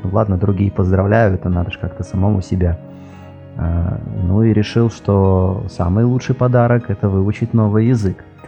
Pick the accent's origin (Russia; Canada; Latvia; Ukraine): Latvia; first language Russian; я из Латвии